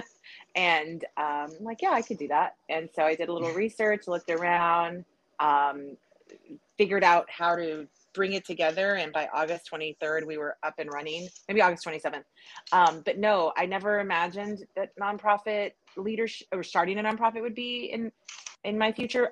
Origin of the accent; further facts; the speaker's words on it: South Texas, United States; also born or lived in California; now in Austin, United States; I was born in California, raised in South Texas. I've lived in Austin since 98